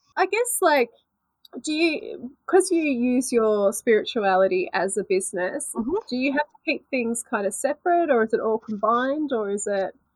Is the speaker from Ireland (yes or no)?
yes; Ireland; we're Irish, it was real Irish